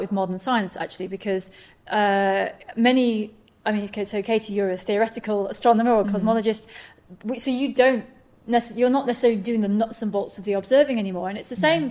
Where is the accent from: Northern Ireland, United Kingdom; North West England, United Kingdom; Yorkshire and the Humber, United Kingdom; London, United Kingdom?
North West England, United Kingdom; Manchester; I grew up in Manchester